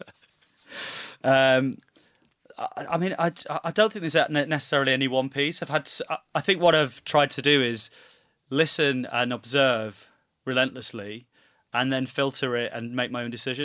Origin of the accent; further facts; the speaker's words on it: Manchester, North West England, United Kingdom; being a Mancunian, My, I, you know, watched Coronation Street religiously with my mum from a very young age